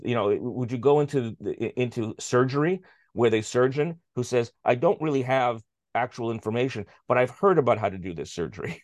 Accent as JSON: {"language": "English", "country": "Canada", "said": "as a Canadian"}